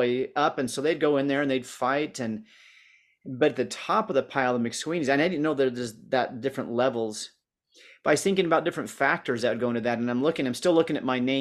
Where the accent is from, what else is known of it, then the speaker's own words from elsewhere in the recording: United States; also born or lived in northern Utah; now in Utah, United States; my hometown is not in this valley. It's in just over this mountain range and then a little farther north, but I can see the peaks from here that I saw going to high school.